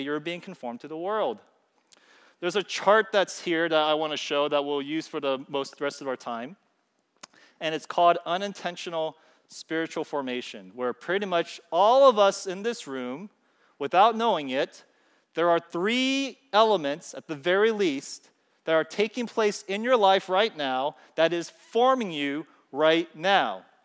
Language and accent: English; California, United States; I'm from California